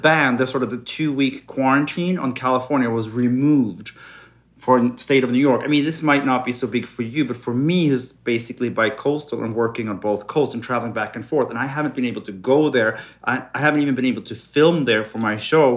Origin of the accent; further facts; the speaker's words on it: Sweden; English is a second language; now in Los Angeles, United States; growing up in cold, dark Sweden